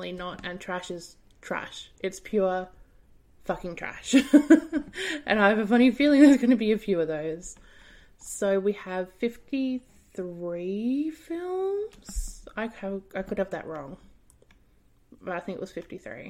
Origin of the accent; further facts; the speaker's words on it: Australia; I'm from Australia